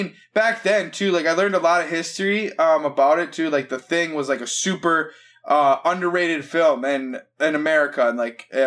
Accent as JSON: {"language": "English", "region": "Minnesota", "country": "United States", "said": "I'm from Minnesota"}